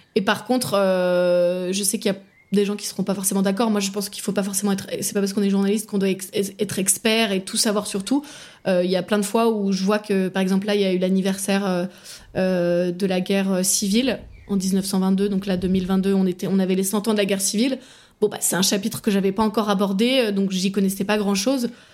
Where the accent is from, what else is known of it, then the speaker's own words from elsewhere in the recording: Paris, Île-de-France, France; moved away as an adult; now in Ireland; je viens de Paris